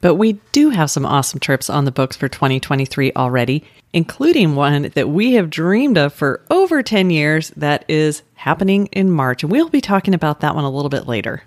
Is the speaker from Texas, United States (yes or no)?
no; Colorado, United States; now in Orlando, United States; I grew up in Colorado.